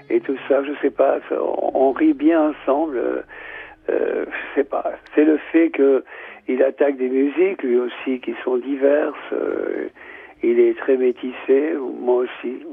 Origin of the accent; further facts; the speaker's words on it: Nouvelle-Aquitaine, France; Moi, je suis basque, lui, il est, serbe.